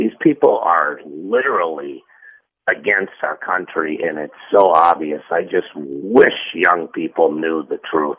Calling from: Tampa, Florida, United States; It's … in Tampa.

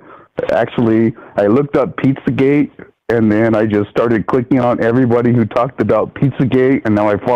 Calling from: Fullerton, California, United States; from Fullerton.

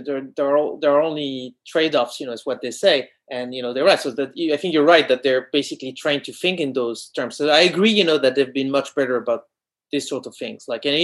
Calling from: France; English is a second language; I'm talking from France, and here there's been for 2 months, there's been a curfew at 6 p.m.

